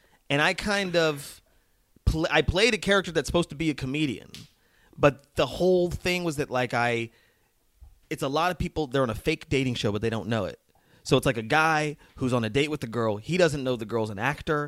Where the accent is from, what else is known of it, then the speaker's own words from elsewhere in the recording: Las Vegas, Nevada, United States; moved away as an adult; also born or lived in New Mexico / Boston / New York; I'm from a small country town in New Mexico and then moved to Las Vegas, Nevada